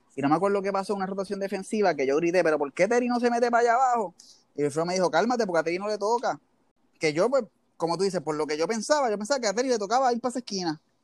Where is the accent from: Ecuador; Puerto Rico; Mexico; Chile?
Puerto Rico; Levittown; yo soy de Levitown.